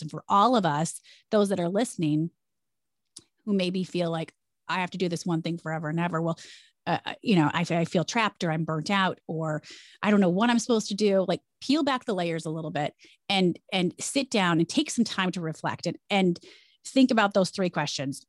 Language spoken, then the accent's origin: English; Jackson, Michigan, United States; moved away as an adult; also born or lived in Chicago; now in New York, United States; I loved growing up in Jackson